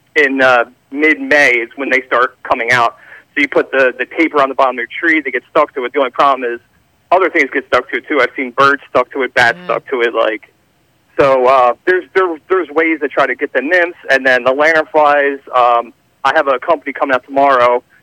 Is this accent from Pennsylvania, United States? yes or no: yes; Philadelphia, Pennsylvania, United States; now in Audubon, United States; I grew up in Philly. I live in KOP area